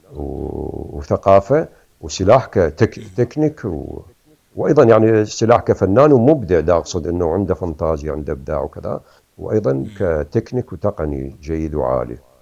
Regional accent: Iraq; moved away as an adult; also born or lived in Kharkiv, Ukraine; now in Canada

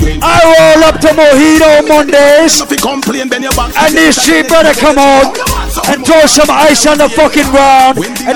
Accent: Providence, Rhode Island, United States; also born or lived in Queens, New York City; now in New York City, United States; I am from Providence, Rhode Island. I now live in Queens, New York City.

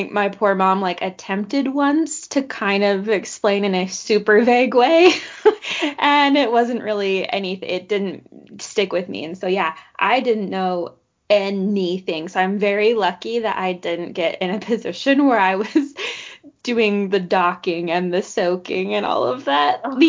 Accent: Utah, United States; I grew up in Utah County

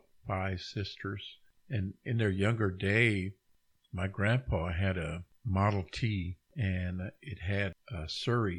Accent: Oklahoma, United States; coming from a small area here in Oklahoma

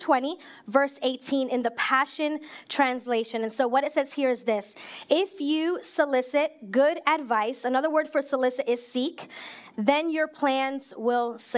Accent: New York, United States; moved away as an adult; now in Maryland, United States; I was born and raised in New York

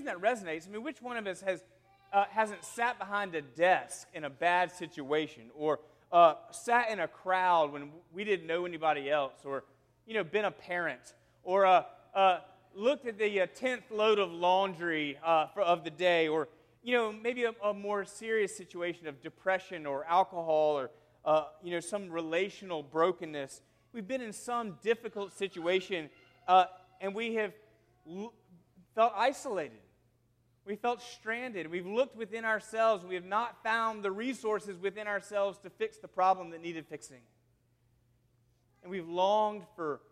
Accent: South Carolina, United States; moved away; I'm from South Carolina, and we would say there at my home that we had a wild and woolly week

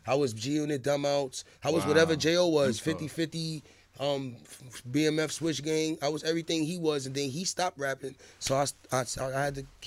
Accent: New York City, New York, United States; also born or lived in Bronx; Harlem first, and I moved to the Bronx for a little while, for like 5 years

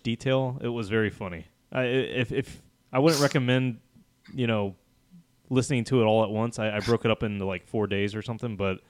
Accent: the South, United States; It's not because I'm from the South.

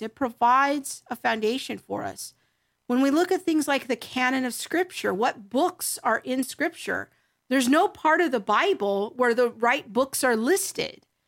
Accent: United States; being an American Christian growing up in the latter half of the twentieth century

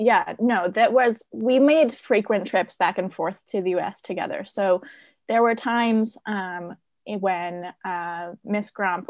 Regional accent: Poland; now in United States; We grew up in a small town in Poland, actually. It was only in the late 20th century when we came to America.

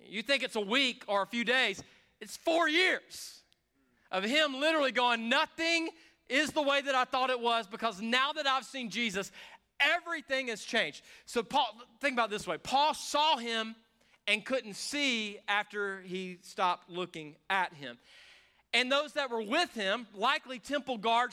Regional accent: the South, United States; I grew up around this in the South

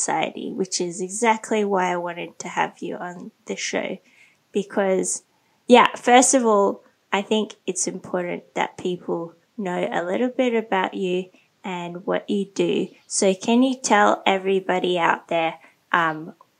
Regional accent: Sydney, New South Wales, Australia; moved away as an adult; also born or lived in Hong Kong / Thailand; now in Bangkok, Thailand; I grew up in Sydney as well.

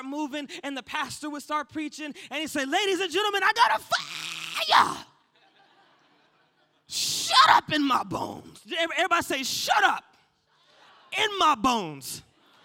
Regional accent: United States; accent: American; my American accent

